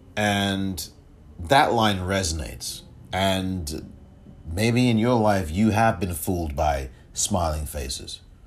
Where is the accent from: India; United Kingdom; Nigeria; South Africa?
United Kingdom; England; I am from England